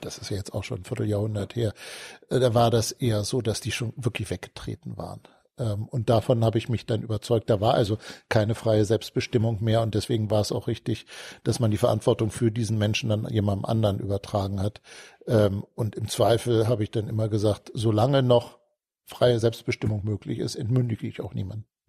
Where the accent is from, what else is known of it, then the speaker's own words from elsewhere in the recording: Hanover, Lower Saxony, Germany; also born or lived in Hamburg / Munich; Mit fünf Jahren äh, sind meine Eltern mit meinem Bruder und mit mir dann nach Hannover gezogen. Und seitdem bin ich ein Hannoveraner.